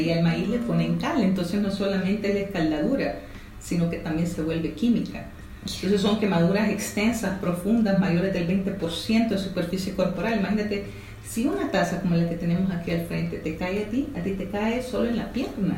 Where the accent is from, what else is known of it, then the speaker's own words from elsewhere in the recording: El Salvador; estudié en el Colegio La Sagrada Familia, pero fui voleibolista seleccionada de voleibol del Salvador